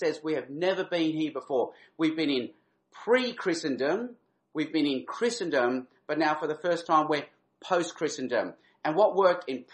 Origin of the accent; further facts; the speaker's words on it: Adelaide, South Australia, Australia; moved away; I'm actually an Adelaide boy at heart. I grew up in Adelaide. I went to primary school in Adelaide.